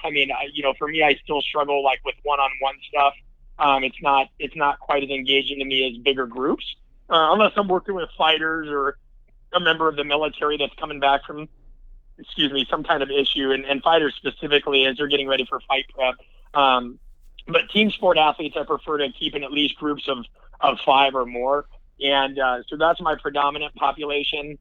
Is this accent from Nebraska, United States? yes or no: yes; Nebraska, United States; I'm from the Midwest, I'm from Nebraska